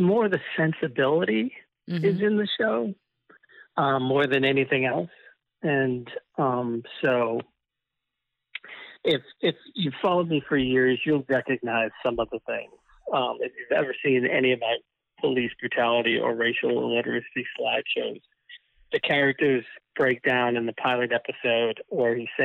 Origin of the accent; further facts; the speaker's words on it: Malden, Massachusetts, United States; I grew up just north of Boston, yeah, in Malden, Massachusetts